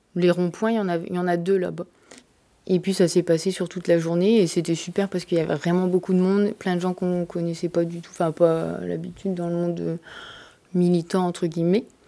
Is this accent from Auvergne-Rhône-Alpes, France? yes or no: no; Abbeville, Hauts-de-France, France; also born or lived in Amiens; now in near Amiens, France; je suis originaire d'Abbeville